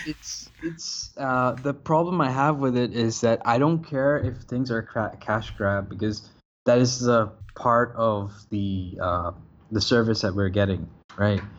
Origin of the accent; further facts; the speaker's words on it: Bangladesh; moved away as an adult; now in Malaysia; I'm living in Malaysia, but I'm actually from Bangladesh, but I'm half Somali, half Bengali